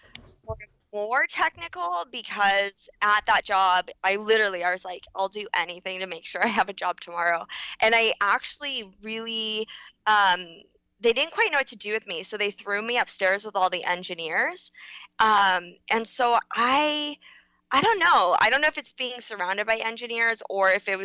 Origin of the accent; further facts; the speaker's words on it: Los Angeles, California, United States; also born or lived in New York; I was born and raised in LA.